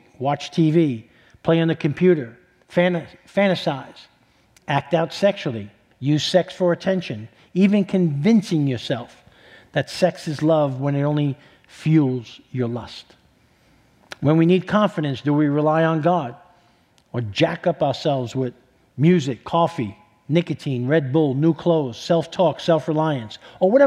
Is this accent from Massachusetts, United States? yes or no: no; New York City, New York, United States; moved away; I'm from New York City